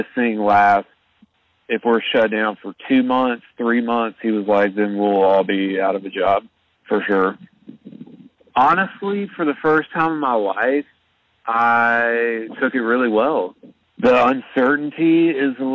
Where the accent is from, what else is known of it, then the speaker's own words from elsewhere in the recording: Birmingham, Alabama, United States; I'm from Birmingham, Alabama